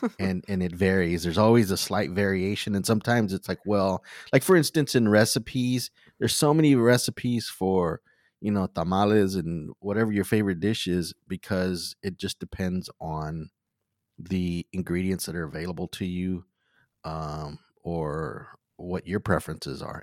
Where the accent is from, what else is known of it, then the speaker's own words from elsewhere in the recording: Wharton, Texas, United States; also born or lived in League City, Texas; I was born and raised in Wharton, Texas